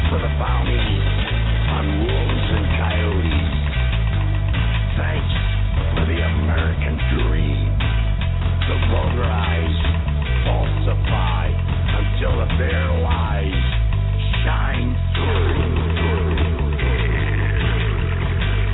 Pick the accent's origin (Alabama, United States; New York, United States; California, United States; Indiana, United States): New York, United States; Long Island; I was a coastal kid. I grew up in Long Island, New York, and I partied in the city